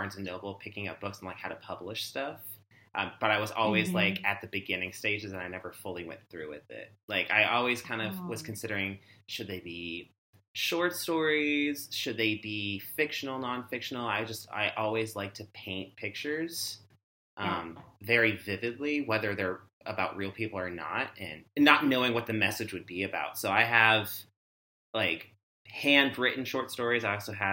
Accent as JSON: {"language": "English", "region": "Washington", "country": "United States", "tie": "born or raised there", "said": "I'm originally from Washington State, born and raised there."}